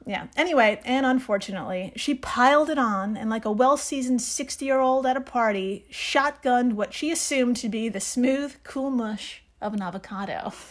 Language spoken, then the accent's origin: English; New York, United States; I'm from New York